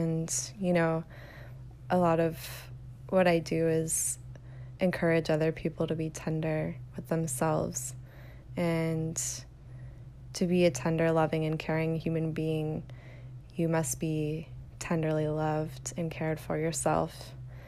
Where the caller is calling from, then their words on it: Austin, Texas, United States; I'm calling from Austin, Texas